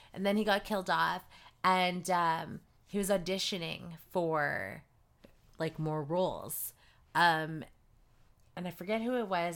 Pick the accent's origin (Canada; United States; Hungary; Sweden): Canada; Surrey, British Columbia; I grew up in Surrey